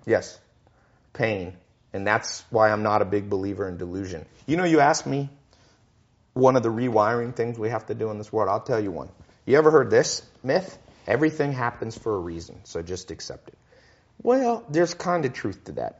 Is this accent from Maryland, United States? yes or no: no; Long Beach, California, United States; I was born in Long Beach, Compton kind of area